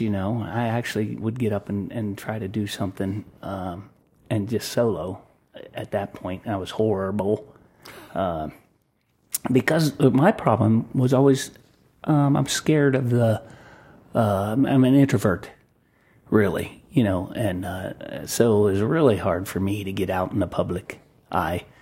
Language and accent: English; Delaware, Ohio, United States; I grew up in Delaware, Ohio